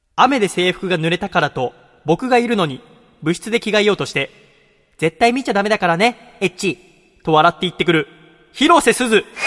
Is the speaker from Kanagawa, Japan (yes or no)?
yes; Yokohama, Kanagawa, Japan; 私は生まれも育ちも横浜の人間ですから